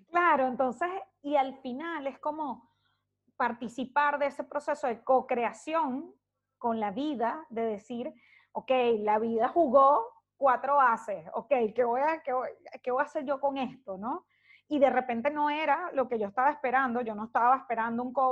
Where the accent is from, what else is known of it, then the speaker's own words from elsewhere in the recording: Caracas, Capital District, Venezuela; now in Santiago, Chile; Hoy salí de Caracas hoy hace un año y once meses.